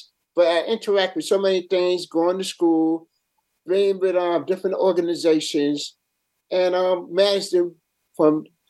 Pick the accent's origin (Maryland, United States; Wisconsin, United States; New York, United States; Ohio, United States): New York, United States; New York City; also born or lived in Antigua; I was raised in Harlem up in Colonial Projects, which was right behind the Pole Grounds, and raised there.